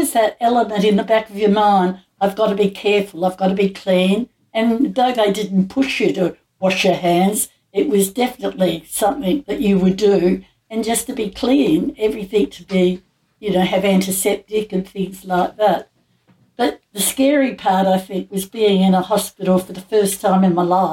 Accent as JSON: {"language": "English", "town": "Adelaide", "region": "South Australia", "country": "Australia", "said": "I came from Adelaide."}